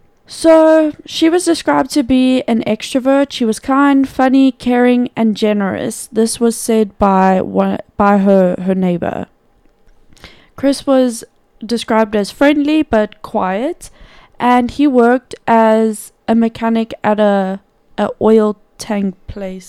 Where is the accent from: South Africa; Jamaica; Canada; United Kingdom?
South Africa; us, South Africans